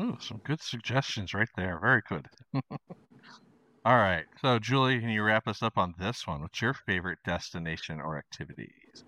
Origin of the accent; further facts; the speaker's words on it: Idaho, United States; now in Argentina; growing up in Idaho